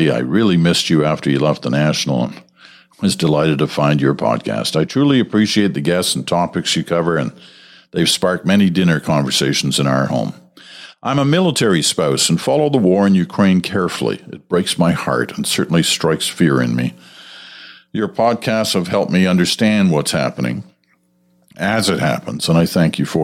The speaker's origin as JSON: {"language": "English", "region": "Alberta", "country": "Canada", "lives_now": "Prince Edward Island, Canada", "said": "I'm originally from Alberta, and there was a time that I proudly told everyone that would listen that I was from there."}